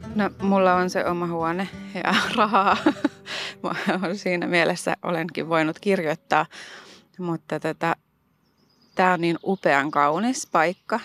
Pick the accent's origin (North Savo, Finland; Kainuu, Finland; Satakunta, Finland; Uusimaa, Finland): Uusimaa, Finland; Helsinki; born or raised there